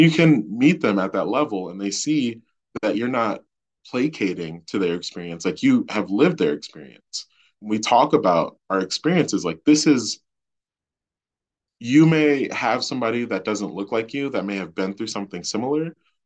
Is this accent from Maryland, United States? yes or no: yes; Baltimore, Maryland, United States; growing up in Baltimore, like the student population looked like me.